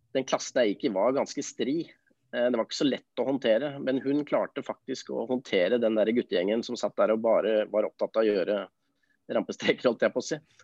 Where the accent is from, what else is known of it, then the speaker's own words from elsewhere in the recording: Oslo, Norway; Jeg er jo født og oppvokst på Nordstrand